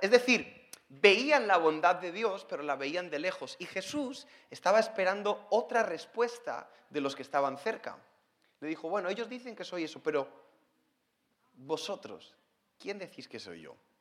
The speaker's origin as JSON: {"language": "Spanish", "country": "Spain", "said": "soy español, como me pueden escuchar, no, no tengo problemas en la boca, está todo bien, así hablamos en España."}